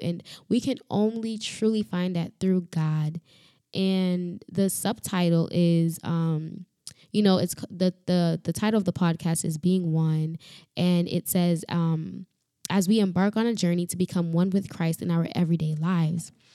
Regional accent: Florida, United States; also born or lived in Dominican Republic; I am from Florida

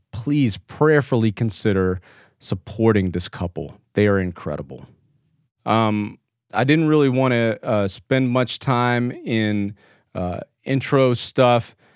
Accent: Texas, United States; born or raised there

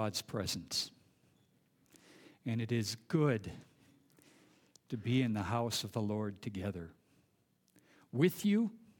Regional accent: Minnesota, United States; First of all, I was born and raised here in the Midway area, and some of you might have also had some time here, at least in this state.

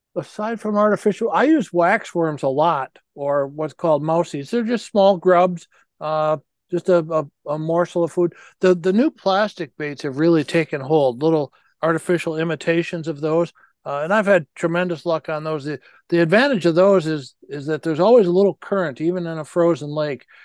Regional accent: United States; born or raised there

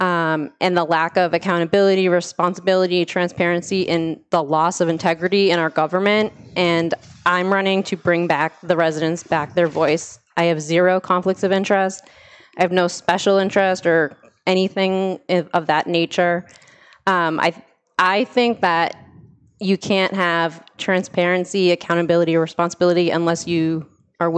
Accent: Methuen, Massachusetts, United States; I was born and raised in Methuen.

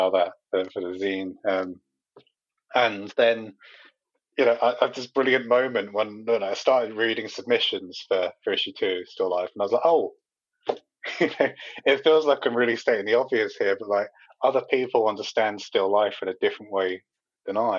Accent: Medway, South East England, United Kingdom; born or raised there

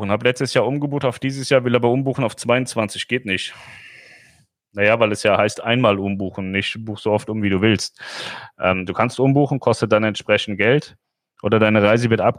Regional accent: Hesse, Germany; Ich komme ja aus dem Rhein-Main-Gebiet, da gibt es Wixhausen, Darmstadt-Wixhausen.

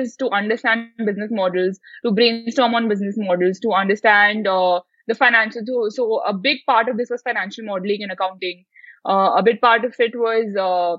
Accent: India; as an Indian

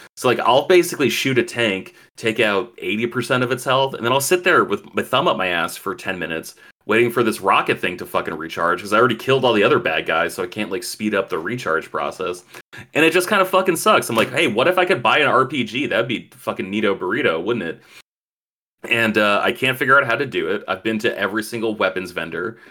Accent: Chile; I'm not Cuban. I'm Chilean.

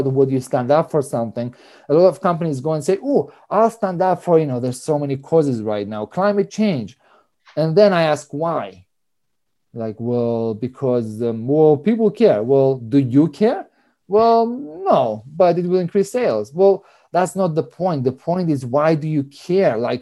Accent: Cyprus; moved away; I grew up in Cyprus, so I'm Greek. My mom is Russian

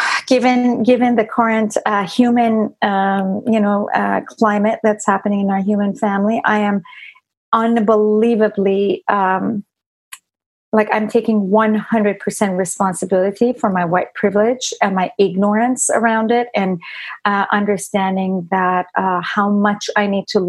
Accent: Iran; moved away; I didn't grow up here. I grew up in Iran

